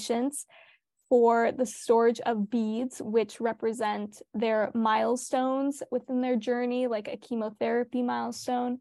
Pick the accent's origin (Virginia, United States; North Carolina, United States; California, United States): California, United States; Long Beach; I grew up in Long Beach, California, and I go to Millikan High School